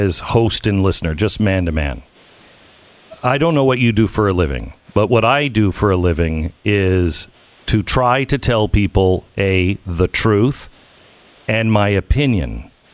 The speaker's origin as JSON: {"language": "English", "country": "United States", "said": "I'm an American"}